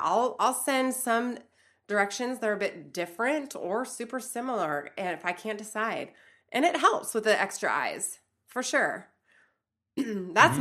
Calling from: Toronto, Ontario, Canada; I'm calling in from Toronto, Canada

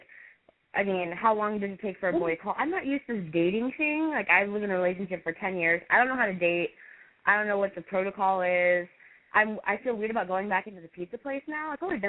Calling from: Temecula, California, United States; I am 26 from Temecula.

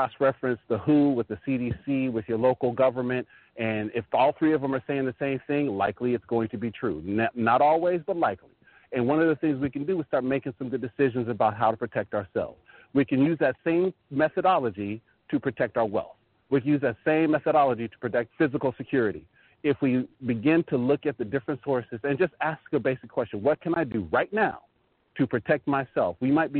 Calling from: Northern Virginia, United States; calling from Northern Virginia.

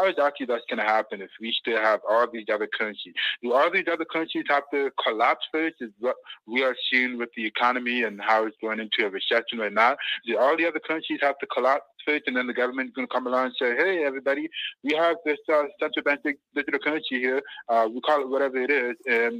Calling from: Canada; I'm calling from Canada.

